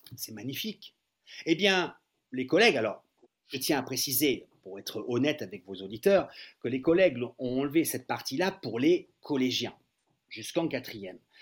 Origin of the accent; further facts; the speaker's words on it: France; les Français